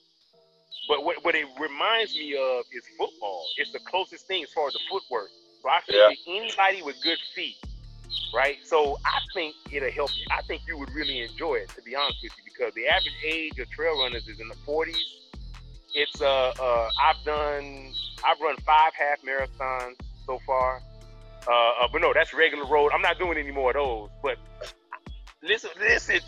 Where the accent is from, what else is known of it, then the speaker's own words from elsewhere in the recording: Florida, United States; now in Tennessee, United States; I'm from Florida